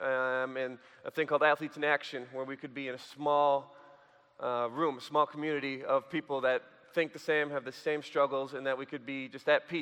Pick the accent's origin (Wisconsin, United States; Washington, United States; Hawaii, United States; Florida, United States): Wisconsin, United States; Sheboygan; I grew up in Sheboygan, Wisconsin